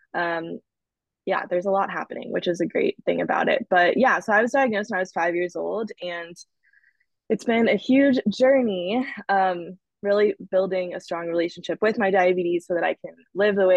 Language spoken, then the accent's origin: English; Dallas, Texas, United States; moved away as an adult; also born or lived in Austin, Texas / Arizona; now in Los Angeles, United States; I'm originally from Dallas, Texas. I was there most of my life